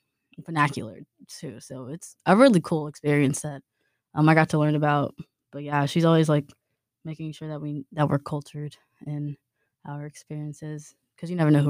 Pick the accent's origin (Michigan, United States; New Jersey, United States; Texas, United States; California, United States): Texas, United States; Houston; moved away as an adult; also born or lived in Huntsville, Texas; now in Beaumont, United States; because I'm originally from Houston, and then I went to Sam Houston, and then I just moved here to Beaumont